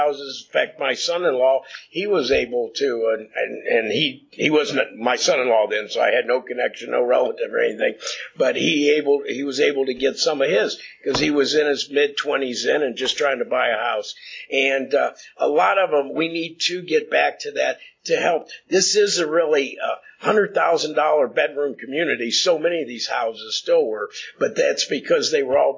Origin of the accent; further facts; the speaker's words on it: Cuyahoga Falls, Ohio, United States; I grew up in Lynn Acres, and that was back in the mid-50s